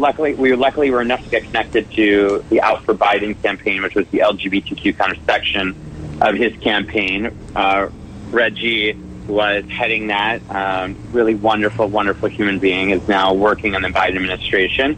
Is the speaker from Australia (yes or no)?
no; Canada; now in Los Angeles, United States; I'm Canadian, born and raised